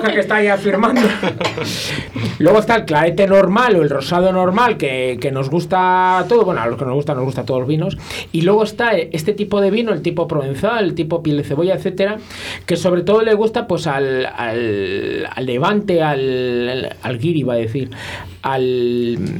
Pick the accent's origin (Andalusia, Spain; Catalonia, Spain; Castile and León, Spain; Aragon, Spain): Castile and León, Spain; Valladolid; yo soy de Valladolid